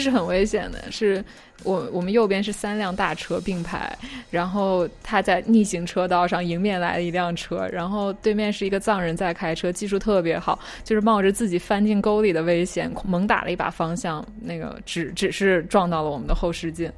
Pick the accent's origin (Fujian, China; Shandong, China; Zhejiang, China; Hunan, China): Shandong, China; Qingdao; moved away as an adult; also born or lived in Hangzhou / California; 我是青岛人嘛， 青岛里，就是海边儿嘛